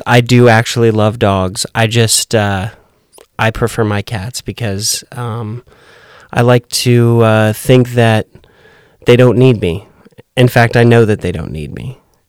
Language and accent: English; West Coast, United States; now in Nashville, United States; The West Coast.